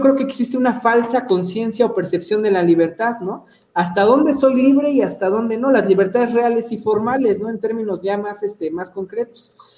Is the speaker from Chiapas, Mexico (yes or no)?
no; Mexico City, Mexico; moved away as an adult; also born or lived in Yucatán; llevo dos años que regresé y ya me chilanguicé otra vez